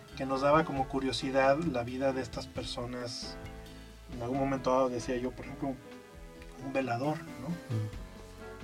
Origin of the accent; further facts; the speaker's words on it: Aguascalientes, Mexico; moved away; yo soy de Aguascalientes.